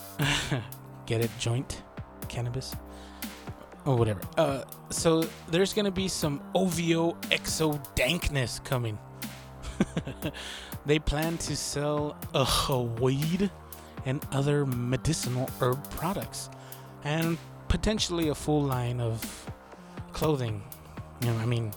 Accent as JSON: {"language": "English", "region": "Texas", "country": "United States", "said": "I'm from Texas"}